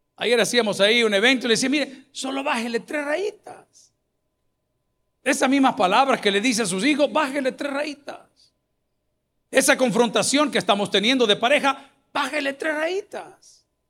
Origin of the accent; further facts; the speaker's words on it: El Salvador; los parques de nuestra capital, que están muy bonitos, El Salvador del mundo, el centro de San Salvador